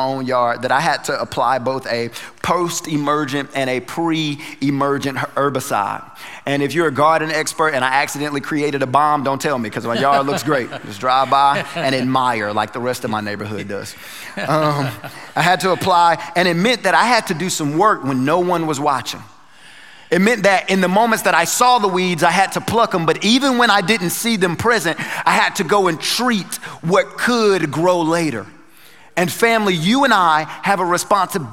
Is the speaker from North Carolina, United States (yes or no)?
yes; North Carolina, United States; moved away; I'm from North Carolina